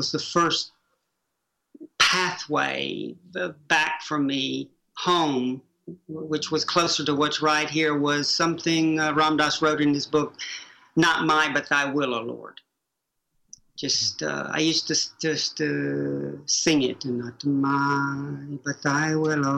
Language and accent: English; Chattanooga, Tennessee, United States; moved away as an adult; also born or lived in Oxford; my world growing up in Prairie Peninsula, Chattanooga, Tennessee